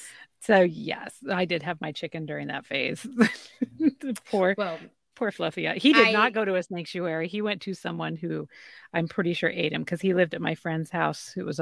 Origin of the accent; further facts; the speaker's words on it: Idaho, United States; I grew up in Idaho